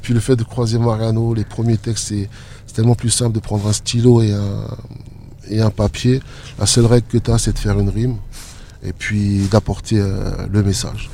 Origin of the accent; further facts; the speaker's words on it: Strasbourg, Grand Est, France; j'ai toujours vécu dans le mélange parce que j'ai grandi sur Haute-Pierre jusqu'à l'âge de 12-13 ans.